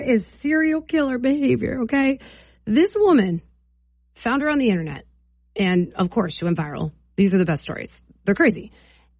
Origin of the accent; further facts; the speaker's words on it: New Jersey, United States; now in Maine, United States; I'm from New Jersey, so I grew up with Costco.